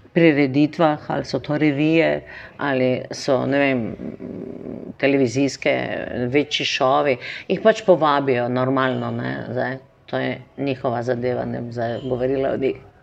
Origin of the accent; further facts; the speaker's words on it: Maribor, Drava, Slovenia; Meni ni prvo, da sem iz Slovenije, ampak sem iz Maribora.